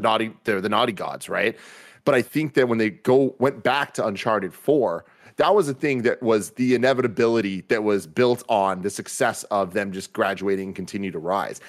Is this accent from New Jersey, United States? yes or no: no; San Francisco, California, United States; growing up in San Francisco